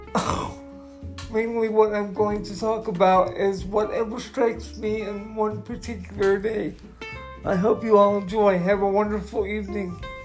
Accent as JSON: {"language": "English", "town": "Centerville", "region": "Ohio", "country": "United States", "tie": "born or raised there", "lives_now": "Kettering, United States", "said": "I grew up in the Centerville, Ohio area"}